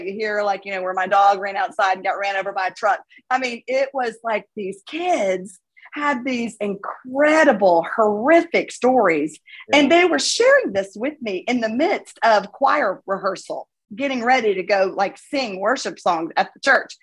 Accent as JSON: {"language": "English", "region": "South Florida", "country": "United States", "tie": "born or raised there", "moved": "yes", "lives_now": "Birmingham, United States", "said": "I'm from South Florida and that's kind of way I'm used to that kind of environment from where I grew up"}